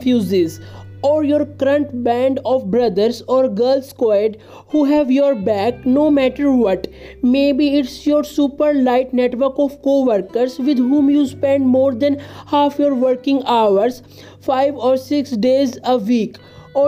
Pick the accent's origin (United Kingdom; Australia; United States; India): India; I am from India